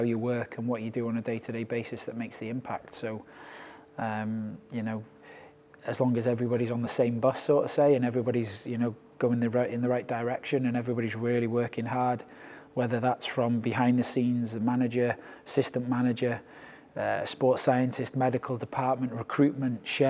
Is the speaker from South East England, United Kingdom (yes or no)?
no; Wrexham, Wales, United Kingdom; moved away as an adult; also born or lived in China; now in Edinburgh, United Kingdom; started off as a player at Wrexham, which is my hometown club